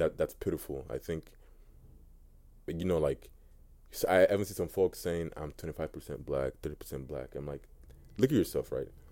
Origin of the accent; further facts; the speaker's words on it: United States; also born or lived in Nigeria; I grew up in America.